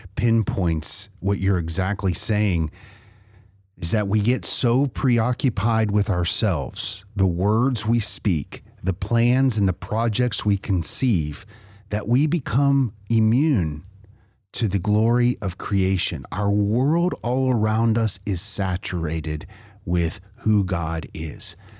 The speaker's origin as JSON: {"language": "English", "region": "Western Pennsylvania", "country": "United States", "tie": "born or raised there", "moved": "yes", "said": "I grew up in Western Pennsylvania."}